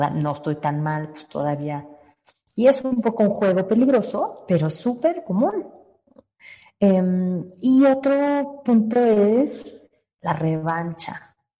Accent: Guadalajara, Jalisco, Mexico; moved away; Soy tapatía, aunque ya vivo aquí desde hace mucho tiempo.

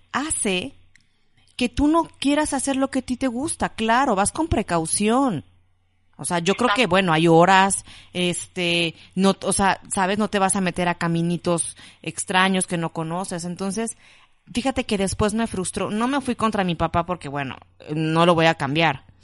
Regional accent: Coatepec, Veracruz, Mexico; now in Mexico City, Mexico; de Coatepec, Veracruz

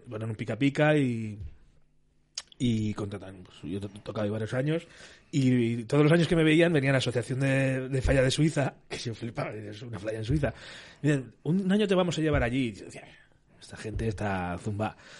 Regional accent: Castellón de la Plana, Valencian Community, Spain; also born or lived in Burriana; yo soy de Castellón

